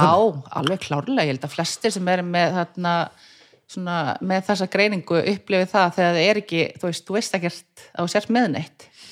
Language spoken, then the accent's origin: Icelandic; Reykjavík, Capital Region, Iceland; ég er fættist í Brealdinu